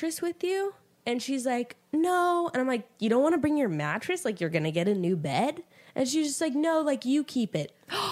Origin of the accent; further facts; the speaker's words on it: Fresno, California, United States; moved away as an adult; now in Los Angeles, United States; I'm from Fresno originally